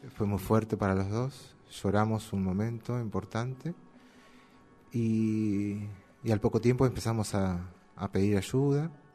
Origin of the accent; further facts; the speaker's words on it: Quilmes, Buenos Aires Province, Argentina; nacido y criado en Quilmes